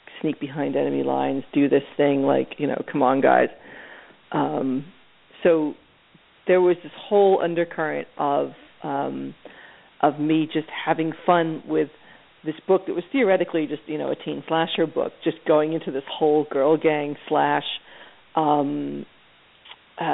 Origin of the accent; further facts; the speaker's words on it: Philadelphia, Pennsylvania, United States; I grew up in Philadelphia watching a lot of like Channel 29